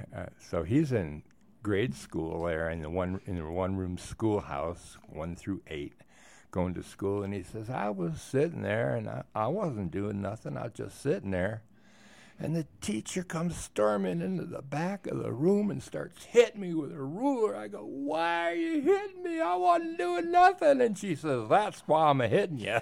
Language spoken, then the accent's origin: English; Wisconsin, United States; moved away as an adult; also born or lived in Oregon; now in Moab, United States; I grew up in Wisconsin, uh, in the nineteen fifties and sixties